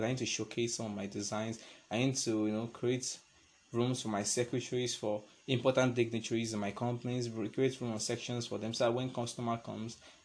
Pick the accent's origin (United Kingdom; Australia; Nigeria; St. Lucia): Nigeria; I'm a Nigerian